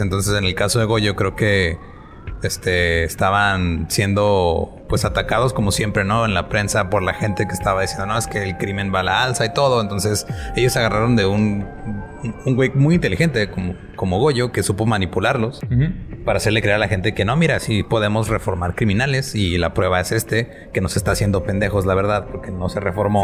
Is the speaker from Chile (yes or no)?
no; northern Mexico, Mexico; como decimos acá específicamente en el norte de México